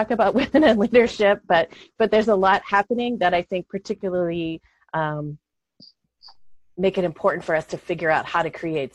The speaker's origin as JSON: {"language": "English", "region": "Western Pennsylvania", "country": "United States", "tie": "born or raised there", "also_born_or_lived": "Maryland", "moved": "yes", "said": "where I grew up in Pennsylvania"}